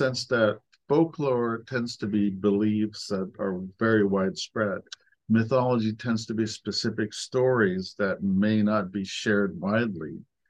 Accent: United States; My parents were from Afghanistan. But I was born and raised in the United States

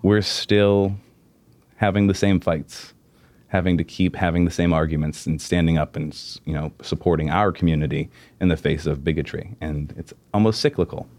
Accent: Pittsburgh, Pennsylvania, United States; I grew up in the South Hills

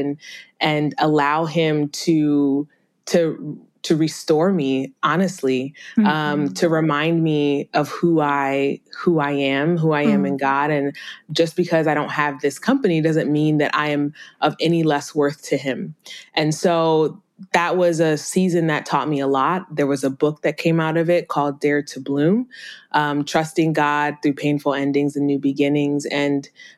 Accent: Minnesota, United States; I was born and raised in Minnesota

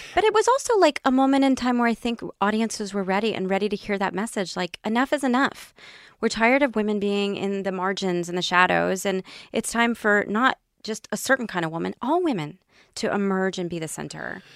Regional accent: Tennessee, United States; I grew up in Tennessee

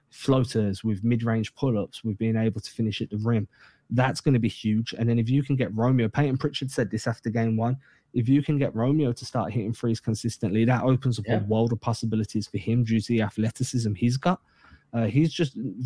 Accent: England, United Kingdom; growing up in England

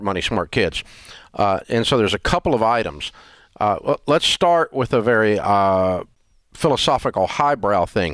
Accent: the South, United States; We're from the South

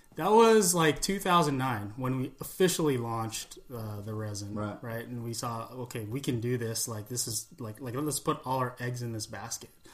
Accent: California, United States; growing up in California

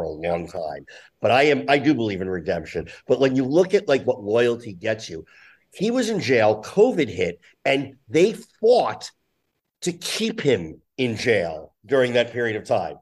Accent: New Jersey, United States; I grew up in Jersey

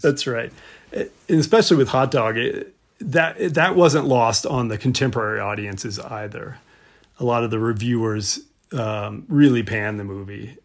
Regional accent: Mississippi, United States; now in Jackson Hole, United States; I grew up in Mississippi.

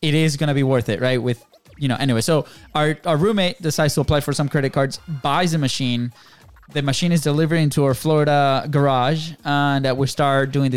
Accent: Venezuela; moved away as an adult; now in United States; we came from Venezuela, and I came personally in 2010 with a soccer scholarship to play here in D1

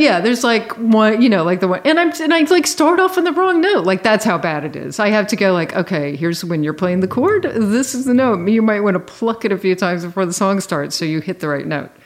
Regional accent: Virginia, United States; I grew up in Virginia.

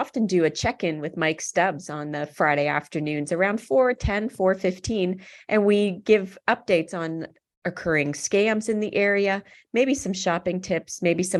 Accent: London, Ontario, Canada; having grown up in and around London

